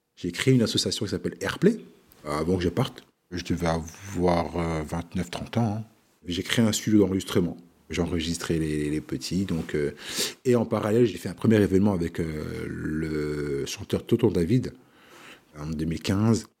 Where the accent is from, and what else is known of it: Remiremont, Grand Est, France; born or raised there